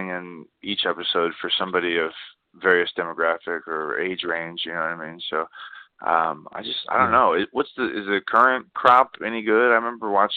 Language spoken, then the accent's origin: English; Austin, Texas, United States; I grew up in Austin